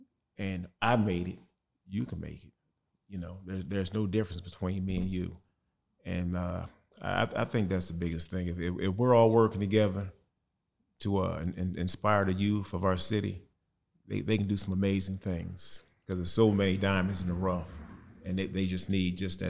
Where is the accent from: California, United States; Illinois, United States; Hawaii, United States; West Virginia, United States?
Illinois, United States; East St. Louis; You know, I'm from East St. Louis, and this here is what I'm going to do for the rest of my life.